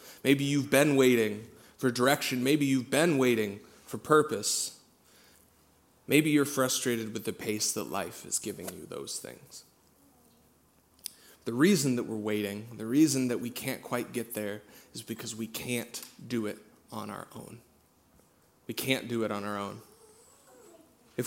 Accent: Central Iowa, United States; I'm from Central Iowa

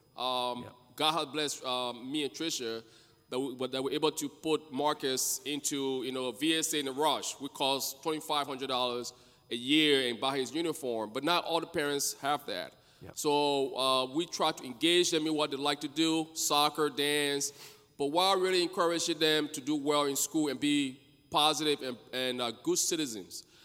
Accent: Liberia; now in United States; I'm originally from Liberia, my wife and I, and we came here as refugee.

